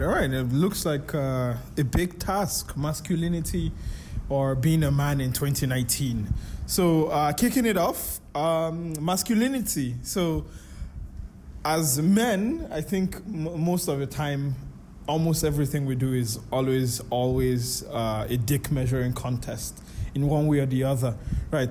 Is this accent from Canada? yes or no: no; Nigeria; now in Malaysia; we are Nigerian